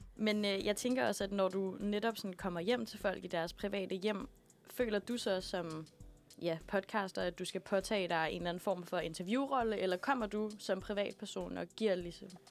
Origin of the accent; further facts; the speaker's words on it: Aalborg, North Denmark Region, Denmark; now in Copenhagen, Denmark; Jeg har været et uh, smut hjemme i Aalborg